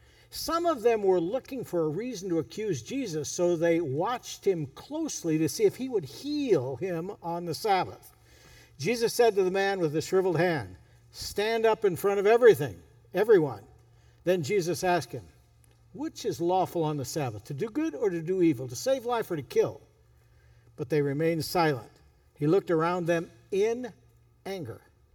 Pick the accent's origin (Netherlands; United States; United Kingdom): United States; California; You know, I grew up in Northern California.